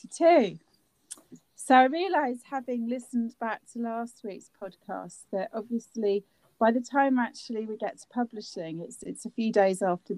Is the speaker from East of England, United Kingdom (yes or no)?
yes; Cambridge, East of England, United Kingdom; I grew up in Cambridge as well